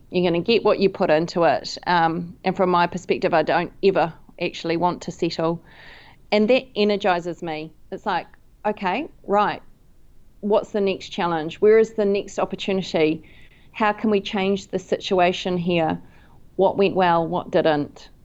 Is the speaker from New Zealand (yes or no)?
yes; New Zealand; also born or lived in London